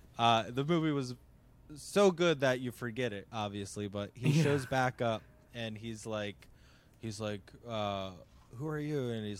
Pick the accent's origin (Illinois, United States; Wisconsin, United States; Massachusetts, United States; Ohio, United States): Massachusetts, United States; Boston; from Boston.